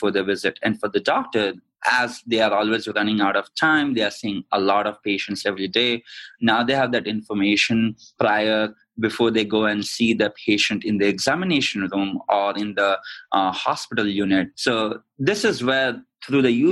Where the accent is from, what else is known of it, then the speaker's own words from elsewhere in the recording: India; moved away as an adult; also born or lived in London / Sydney, Australia / Arizona; I'm originally from India, grew up there, studied in London and also in Australia, in Sydney, and then eventually came to Arizona